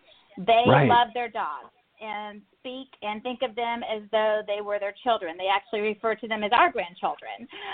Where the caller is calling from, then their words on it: Alpharetta, Georgia, United States; Alpharetta, Georgia, a northern suburb of Atlanta.